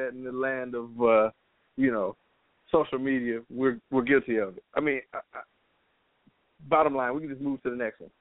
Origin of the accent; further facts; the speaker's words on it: Louisiana, United States; we're from Louisiana